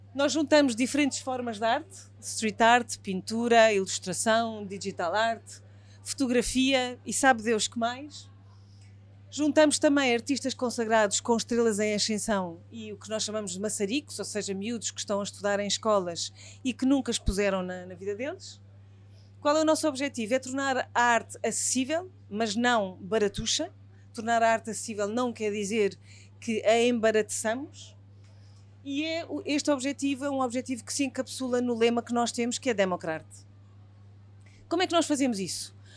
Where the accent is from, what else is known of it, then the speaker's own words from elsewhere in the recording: Portugal; sendo portugueses